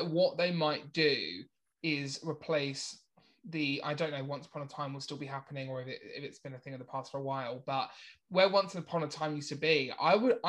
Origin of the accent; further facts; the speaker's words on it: Essex, East of England, United Kingdom; accent: Essex; my Essex accent.